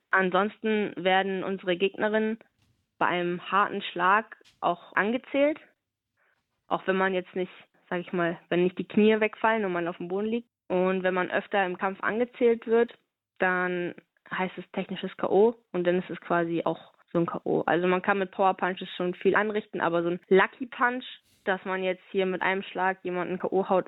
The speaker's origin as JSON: {"language": "German", "town": "Stade", "region": "Lower Saxony", "country": "Germany", "said": "Das ist noch mein Heimatverein. Ich komme aus Stade, das ist in der Nähe von Hamburg. Da habe ich äh, angefangen zu boxen"}